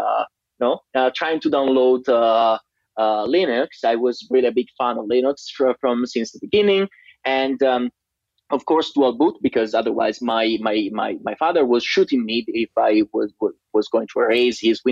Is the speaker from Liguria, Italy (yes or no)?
yes; Liguria Riviera, Italy; I grew up in a really tiny town in Italian, in Liguria Riviera, that is in upper west side of Italy